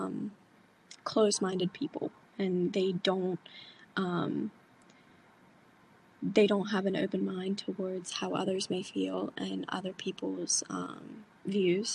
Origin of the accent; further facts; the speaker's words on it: Frostburg, Maryland, United States; I'm from Frostburg, Maryland, and I am a senior at Mountain Ridge High School